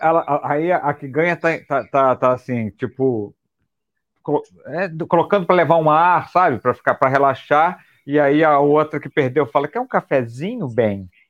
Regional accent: Rio de Janeiro, Brazil; nós cariocas

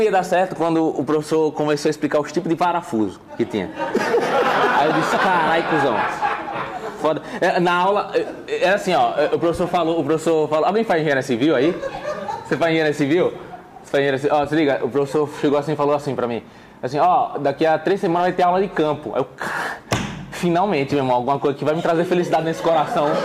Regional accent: Maceió, Alagoas, Brazil; born there; Maceió, Maceió

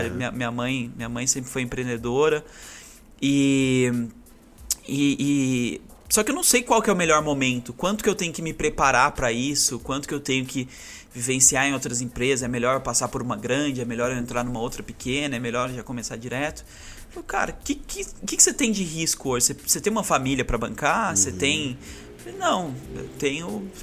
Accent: Aparecida, São Paulo, Brazil; moved away; also born or lived in Santa Catarina; Eu sou nascido em Aparecida

